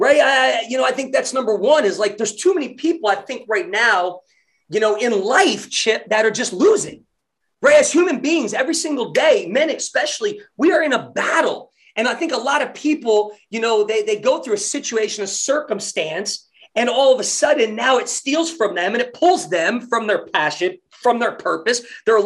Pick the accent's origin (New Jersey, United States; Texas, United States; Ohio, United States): New Jersey, United States; moved away as an adult; also born or lived in Tulsa, Oklahoma; white boy growing up in Jersey